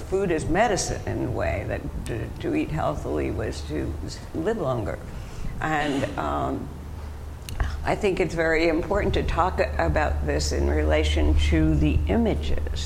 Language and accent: English; Montreal, Quebec, Canada; moved away; I didn't grow up in America. I grew up in Quebec, in Montreal